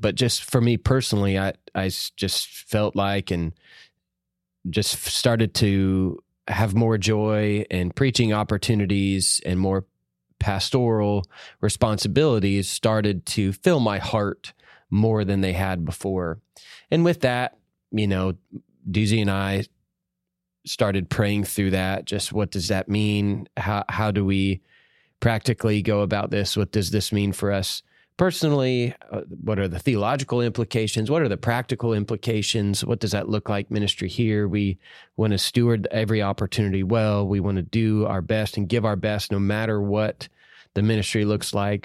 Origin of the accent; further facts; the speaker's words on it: Georgia, United States; moved away as an adult; now in Savannah, Tennessee, United States; I'm from Georgia